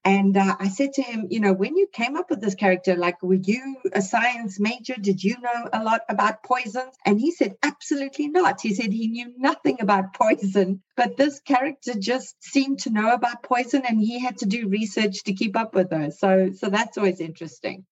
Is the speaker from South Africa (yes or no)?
yes; South Africa; now in Canada; I'm a South African who now lives in Canada